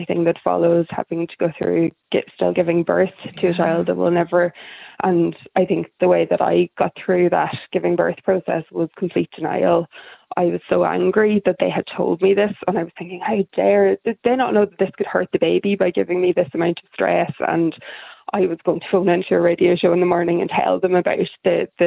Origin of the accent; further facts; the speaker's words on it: Donegal, Ulster, Ireland; now in Dublin, Ireland; I live in Dublin, but I'm originally from Donegal